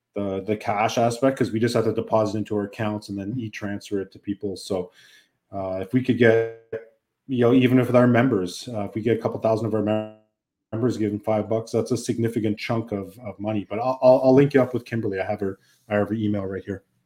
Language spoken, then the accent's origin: English; Canada; us as Canadian citizens